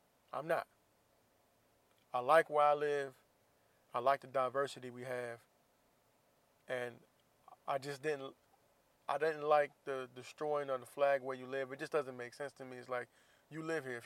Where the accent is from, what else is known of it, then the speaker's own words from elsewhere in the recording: United States; I'm from the U.S. I'm from here. I'm from the United States of America